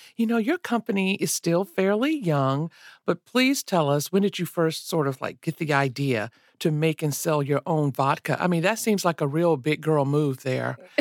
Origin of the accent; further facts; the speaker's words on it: Asheville, North Carolina, United States; now in Durham, United States; I stay in Durham, uh, but I'm from Asheville